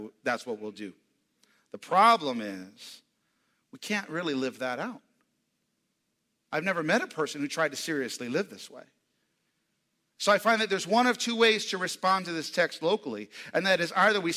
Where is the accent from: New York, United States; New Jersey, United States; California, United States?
New York, United States; New York City; now in Tulsa, United States; I come from New York, New York City, Times Square